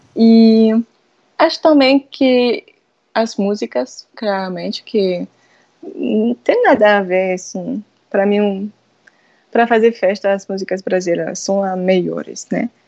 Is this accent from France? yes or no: yes; France; Portuguese is a second language; moved away as an adult; now in Natal, Brazil; eu sou francesa